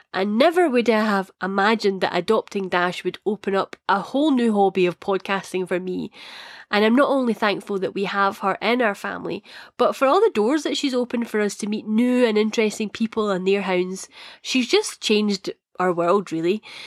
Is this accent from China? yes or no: no; Scotland, United Kingdom; accent: Scottish; my Scottish accent.